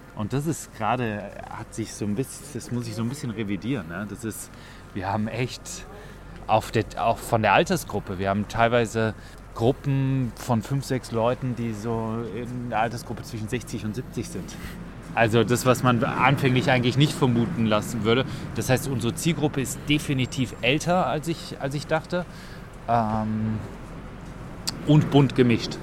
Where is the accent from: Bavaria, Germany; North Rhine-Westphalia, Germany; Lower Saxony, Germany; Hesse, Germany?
North Rhine-Westphalia, Germany; near Cologne; moved away as an adult; now in Vienna, Austria; Ich komme ursprünglich aus der Nähe von Köln